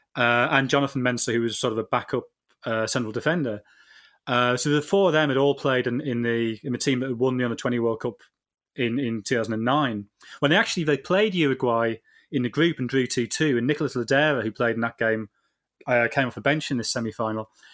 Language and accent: English; England, United Kingdom; we're, we're English